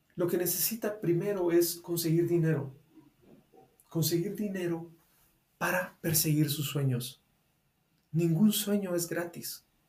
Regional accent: Guatemala; acá en Guatemala, en mi país

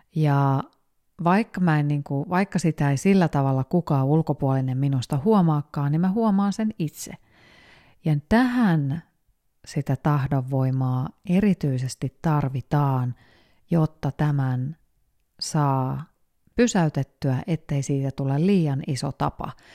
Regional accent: Finland; moved away as an adult; also born or lived in Spain; mä mu- muutin takaisin Suomeen

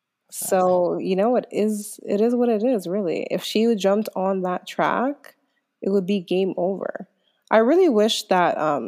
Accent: Toronto, Ontario, Canada; also born or lived in Mississauga; Yeah, I was born there, but I was obviously, like, raised in Toronto from when I was, like, 3 years old in the West End.

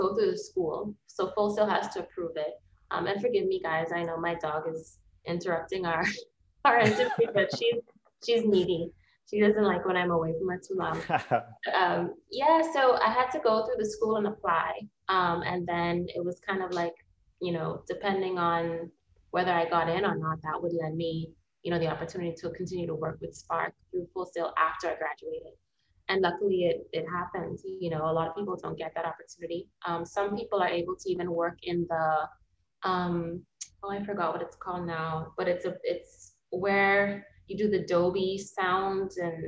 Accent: Bahamas; moved away as an adult; also born or lived in United States; I'm from the Bahamas.

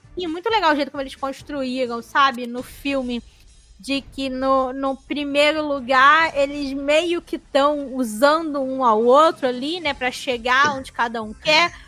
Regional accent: Brazil; Somos brasileiros

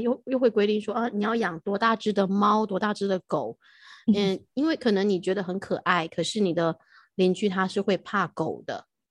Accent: Taichung, Taiwan; moved away as an adult; now in Taipei, Taiwan; 我台中的家是我小时候就在那里长大

